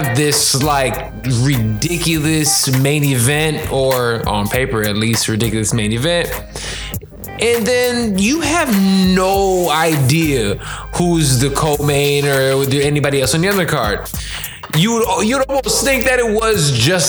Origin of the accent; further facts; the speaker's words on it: Chicago, Illinois, United States; I'm from Chicago